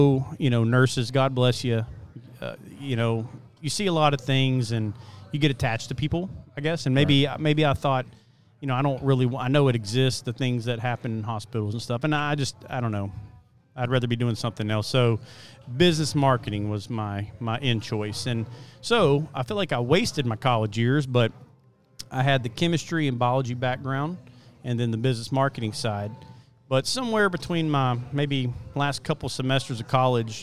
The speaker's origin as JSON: {"language": "English", "town": "Port Neches", "region": "Texas", "country": "United States", "tie": "born or raised there", "said": "I was born and raised right here in Port Neches, Texas"}